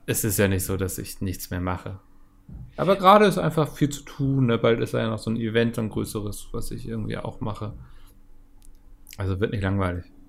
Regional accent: Northern Germany, Germany; als Norddeutscher

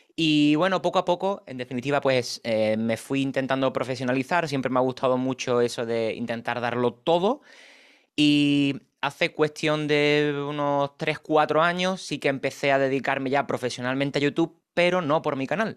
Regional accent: Cádiz, Andalusia, Spain; now in Madrid, Spain; Yo soy de Cádiz, aunque vivo actualmente en Madrid.

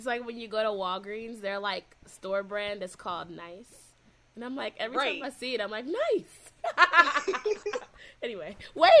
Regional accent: Cleveland, Ohio, United States; now in Los Angeles, United States; I'm out here in LA, and I mentioned that I'm from Cleveland.

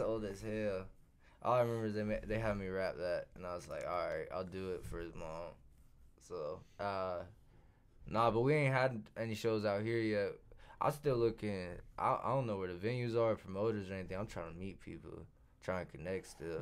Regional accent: Clay Center, Kansas, United States; I'm from Clay Center, Kansas.

